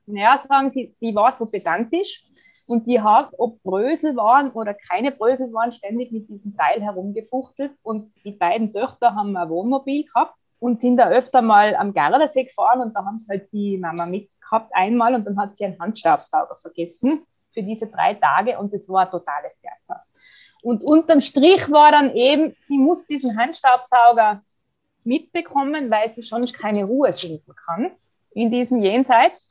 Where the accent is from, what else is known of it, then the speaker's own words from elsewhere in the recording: Tyrol, Austria; bei uns in Tirol